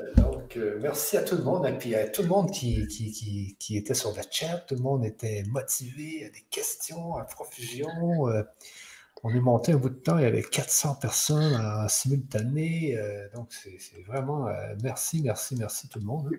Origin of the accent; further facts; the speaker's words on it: Canada; quand on est du Canada